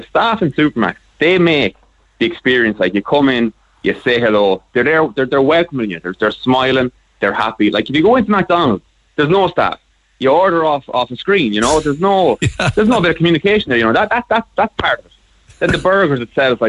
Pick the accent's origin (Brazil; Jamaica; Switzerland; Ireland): Ireland; Galway, Connacht; now in Dublin, Ireland; I'm from Banasso and Galway, but I live in Dublin